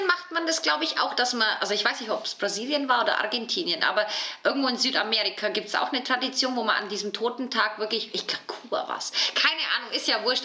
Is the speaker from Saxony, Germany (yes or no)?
no; Bavaria, Germany; also ich komme ja aus Bayern